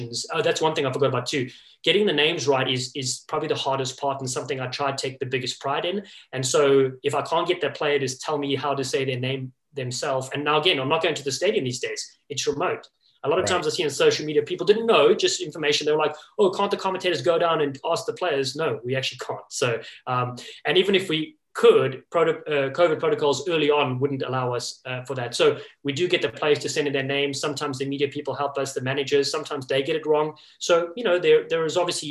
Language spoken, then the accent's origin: English; Cape Town, Western Cape, South Africa; moved away as an adult; also born or lived in Los Angeles, United States; now in New England, United States; growing up in Cape Town, South Africa, and living in Los Angeles for 15 years